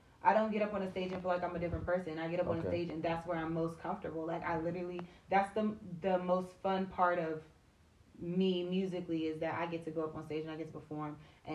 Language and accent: English; United States; also born or lived in Chicago, Illinois / Montgomery County, Maryland / Charles County, Maryland / Washington, D.C.; now in Prince George's County, Maryland, United States; I'm originally from Chicago. I've grown up in the DMV area. Like, I've lived in Montgomery County, Charles County, D.C., so I live in PG right now. But Chicago's my hometown